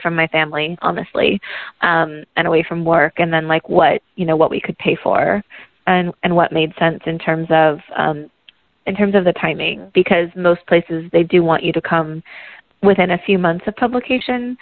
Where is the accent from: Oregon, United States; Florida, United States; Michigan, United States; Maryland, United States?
Oregon, United States; now in Washington, D.C. area, United States; I'm from Oregon